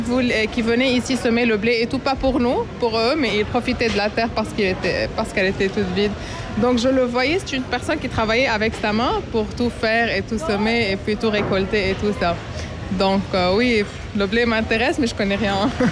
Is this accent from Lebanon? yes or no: yes; Lebanon; now in Canada; moi je suis libanaise d'origine. On avait un champ au Liban, près de notre maison.